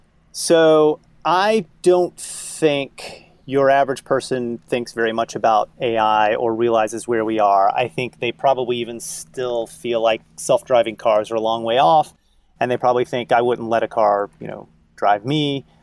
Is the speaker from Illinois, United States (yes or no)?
no; Kentucky, United States; now in Boston, United States; I grew up in Kentucky, right? So I understand the mindset of, someone who lives in a very rural place